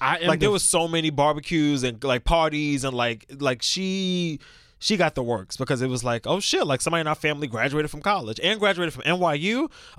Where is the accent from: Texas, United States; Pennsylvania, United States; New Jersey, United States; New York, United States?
New York, United States; New York City; I'm still from Brooklyn, though